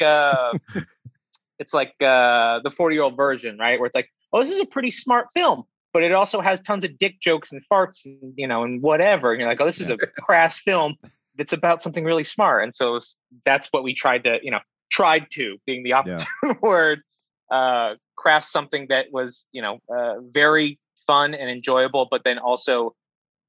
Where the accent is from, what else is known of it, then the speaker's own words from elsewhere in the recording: Alaska, United States; Grew up, because I'm from Alaska, so there's not a lot